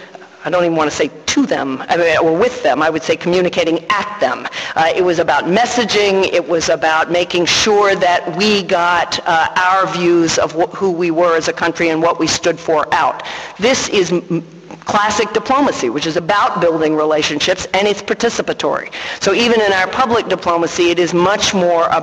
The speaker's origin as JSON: {"language": "English", "country": "United States"}